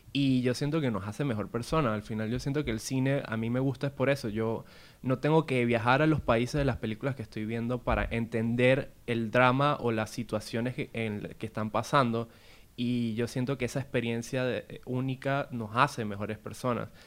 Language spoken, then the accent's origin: Spanish; Venezuela; yo de donde vengo, que, eh, es Venezuela